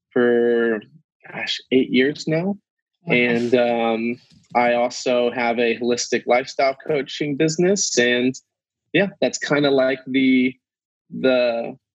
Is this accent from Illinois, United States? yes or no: yes; Quincy, Illinois, United States; I'm from Quincy, Illinois, and I currently live in Quincy, Illinois